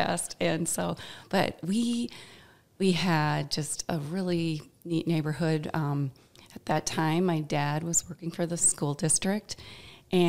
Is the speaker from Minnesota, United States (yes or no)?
yes; Mankato, Minnesota, United States; Our family moved here when I was four